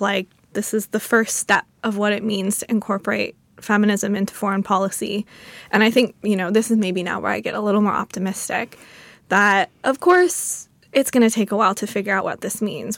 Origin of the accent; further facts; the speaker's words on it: United States; I'm an American